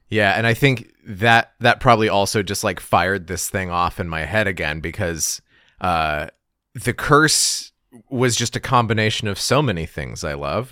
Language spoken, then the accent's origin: English; Gallup, New Mexico, United States; my hometown, Gallup, New Mexico